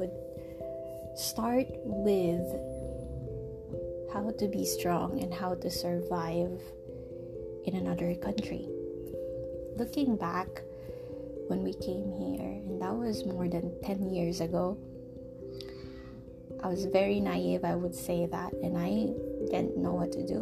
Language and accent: English; Philippines; moved away; I left my home country, and still my home, I would say, the Philippines